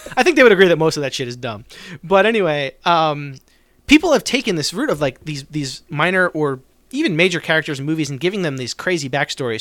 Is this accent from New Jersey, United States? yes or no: yes; New Jersey, United States; I grew up in South Jersey